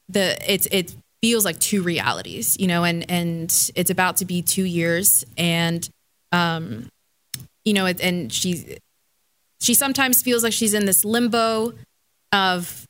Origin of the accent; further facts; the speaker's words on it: Miami, Florida, United States; moved away; I grew up in Miami